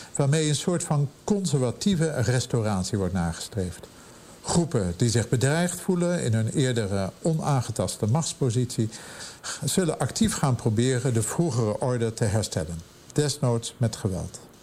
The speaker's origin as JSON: {"language": "Dutch", "town": "Amsterdam", "region": "North Holland", "country": "Netherlands", "moved": "as an adult", "lives_now": "Pittsburgh, United States", "said": "bij ons in Amsterdam of Europa"}